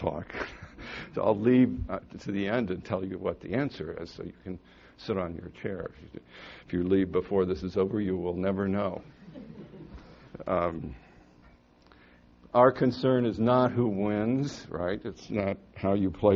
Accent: Hamilton, Ohio, United States; my hometown, Hamilton, Ohio

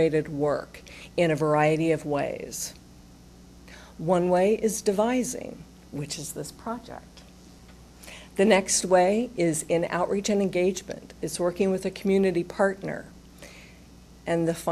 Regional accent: Utah, United States; now in Columbus, United States; I'm from Utah

